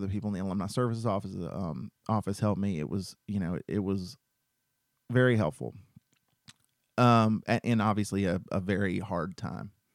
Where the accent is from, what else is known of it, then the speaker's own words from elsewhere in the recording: Cartersville, Georgia, United States; also born or lived in Macon, Georgia; I'm from Cartersville, Georgia